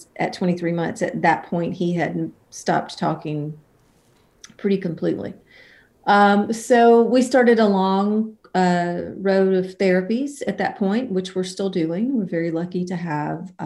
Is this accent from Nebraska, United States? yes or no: no; about 90 miles north of Mobile, Alabama, United States; moved away as an adult; also born or lived in Nashville, Tennessee; I was born in Mobile, Alabama, and I grew up about 90 miles north of there and around